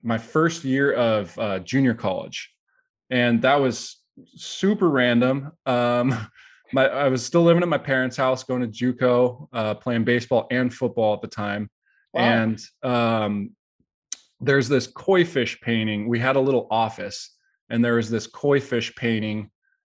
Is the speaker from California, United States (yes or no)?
yes; San Jose, California, United States; I was born and raised in San Jose